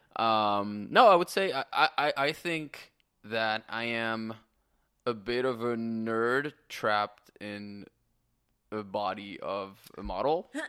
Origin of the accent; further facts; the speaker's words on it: France; moved away as an adult; also born or lived in Canada; now in Los Angeles, United States; I am born and raised in France